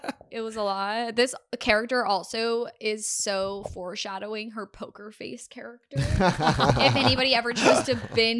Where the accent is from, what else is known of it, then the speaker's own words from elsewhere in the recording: Texas, United States; moved away as an adult; also born or lived in Canada; I grew up in Texas, then moved to Canada for college.